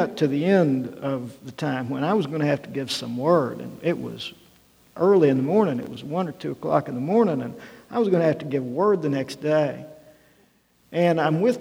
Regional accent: Arkansas, United States; moved away; a guy growing up in Arkansas

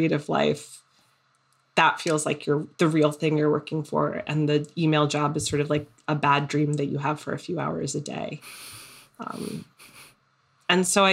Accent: South Florida, United States; now in Brooklyn, United States; growing up in South Florida

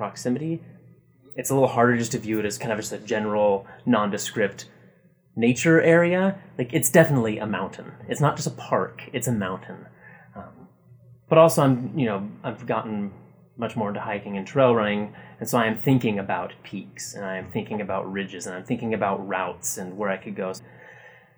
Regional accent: Bellingham, Washington, United States; moved away as an adult; also born or lived in Nebraska; now in Utah, United States; I grew up in Bellingham, Washington

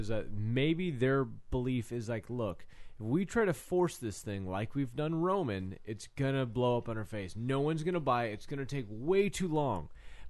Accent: Atlanta, Georgia, United States; I'm from Atlanta.

